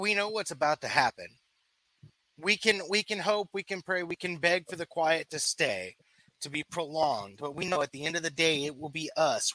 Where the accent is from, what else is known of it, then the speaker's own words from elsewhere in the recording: United States; I'm an American